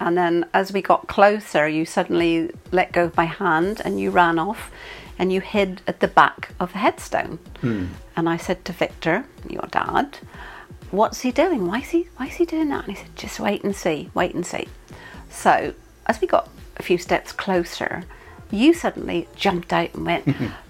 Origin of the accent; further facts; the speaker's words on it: Ireland; Being Irish is... Irish people... we're very friendly. We talk to everybody. We talk to anybody.